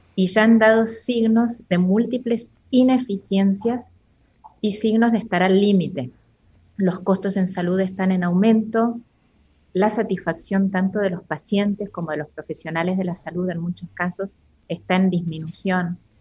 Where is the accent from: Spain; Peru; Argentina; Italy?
Argentina; moved away as an adult; now in Costa Rica; soy argentina y estoy en Costa Rica desde hace dos años aproximadamente